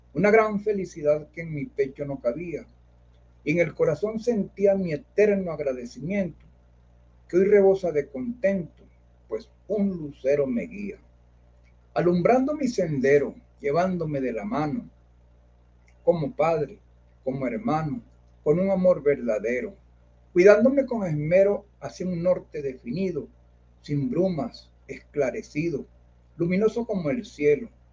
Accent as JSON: {"language": "Spanish", "town": "Caracas", "region": "Capital District", "country": "Venezuela", "tie": "born or raised there", "also_born_or_lived": "Carrizal, Miranda", "said": "yo nací en Caracas también, pero yo, yo viví mucho tiempo en Carrizal, en los Tecos."}